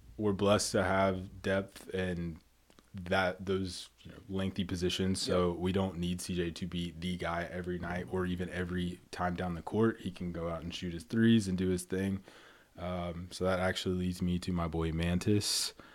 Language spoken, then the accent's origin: English; Gastonia, North Carolina, United States; moved away as an adult; now in Louisville, United States; I am from Gastonia